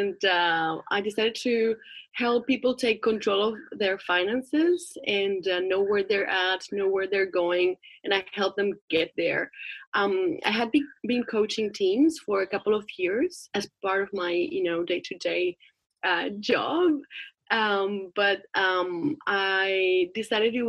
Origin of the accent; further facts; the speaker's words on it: Spain; moved away as an adult; now in Sydney, Australia; I'm originally from Spain and living in Sydney, Australia at the moment.